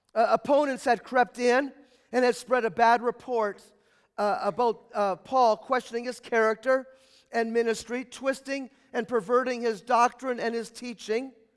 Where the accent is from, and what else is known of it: United States